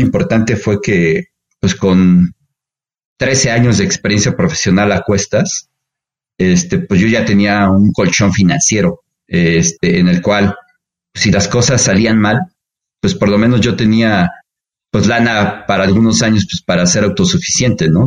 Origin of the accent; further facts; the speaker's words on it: Puebla, Mexico; now in Mexico City, Mexico; Soy poblano, ¿no? De corazón, aunque bueno, ya soy más chilango que poblano. Creo que tengo ya más años viviendo en, en Ciudad de México que en Puebla.